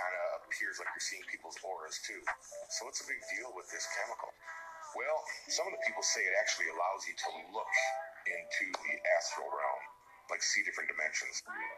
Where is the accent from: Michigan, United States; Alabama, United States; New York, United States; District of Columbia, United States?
District of Columbia, United States; Washington; I'm from Washington, D.C. A lot of my friends growing up are Capitol Hill police officers.